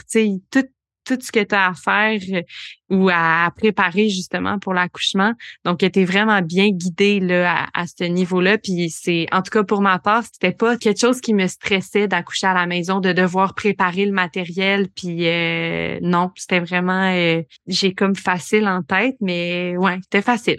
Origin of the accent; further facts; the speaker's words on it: Bromont, Quebec, Canada; moved away as an adult; also born or lived in Montreal; now in Granby, Canada; j'ai grandi à Bromont, à Sheffer, donc je viens du coin